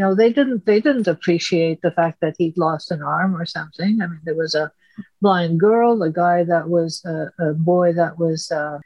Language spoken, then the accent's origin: English; Istanbul, Turkey; English is a second language; moved away; I grew up in Turkey and, Istanbul, but I've been out of there for, 50 years by now.